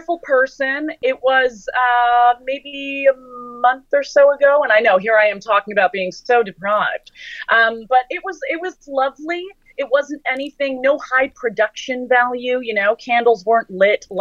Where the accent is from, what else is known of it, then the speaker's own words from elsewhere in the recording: Toronto, Ontario, Canada; my hometown, Toronto